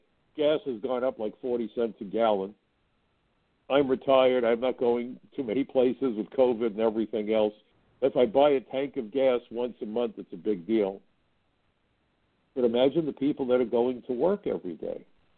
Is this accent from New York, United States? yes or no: yes; New York City, New York, United States; I remember growing up in Brooklyn, many of my parents' friends were refugees.